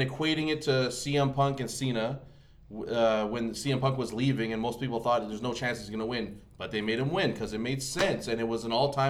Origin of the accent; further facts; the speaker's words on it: Canada; I don't care if I'm Canadian.